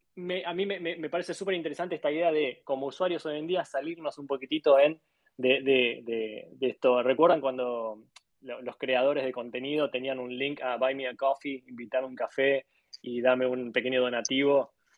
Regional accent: Argentina; now in Miami, United States; soy de, Argentina

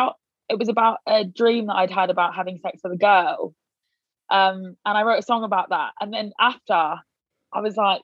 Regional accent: Leicester, East Midlands, United Kingdom; I am from Leicester

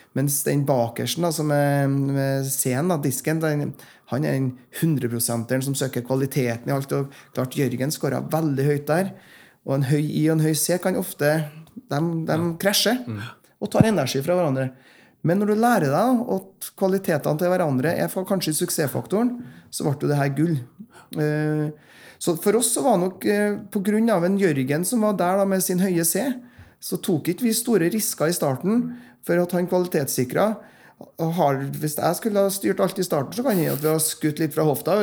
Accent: Frosta, Trøndelag, Norway; jeg kommer opprinnelig fra Frosta, Nord-Trøndelag, som nå er en del av Trøndelag. Og eh, Der vokste jeg opp

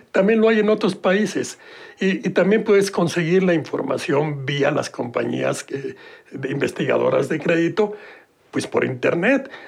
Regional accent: Mexico City, Mexico; Eh, nací en la Ciudad de México

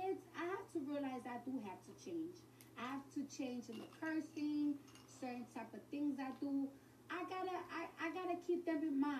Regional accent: New York, United States; I'm from New York

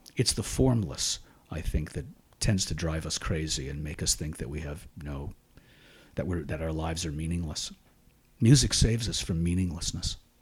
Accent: Shenandoah, Pennsylvania, United States; I was born in Shenandoah, Pennsylvania, and raised there.

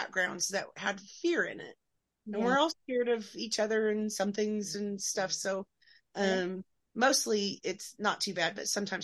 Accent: Oklahoma, United States; I grew up in Oklahoma

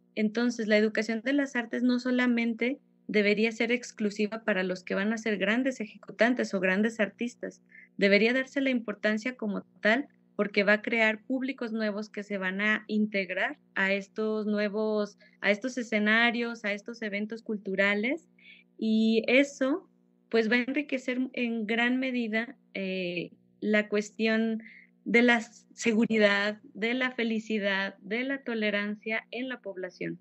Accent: Fresnillo, Zacatecas, Mexico; soy zacatecana, soy originaria de Fresnillo, Zacatecas

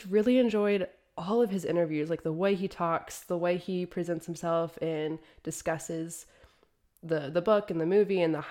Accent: Indiana, United States; moved away as an adult; now in Europe; I'm originally from Indiana and moved to Europe after university.

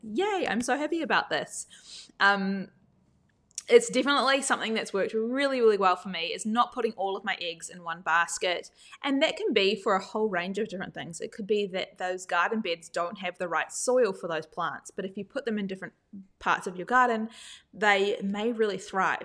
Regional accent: New Zealand; now in Australia; I didn't grow up in Australia, I grew up in New Zealand

